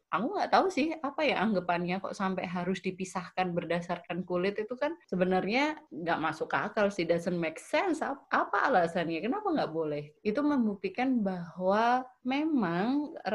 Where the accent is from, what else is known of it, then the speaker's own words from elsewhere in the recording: Java, Indonesia; karena mungkin kita sebagai orang Jawa dijajah ber tahun-tahun sama orang Belanda